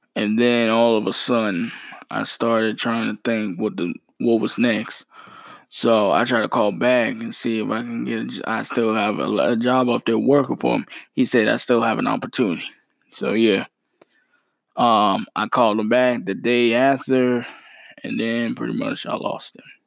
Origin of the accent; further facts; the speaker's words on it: Mount Holly, North Carolina, United States; my city of my hometown, Mount Holly, North Carolina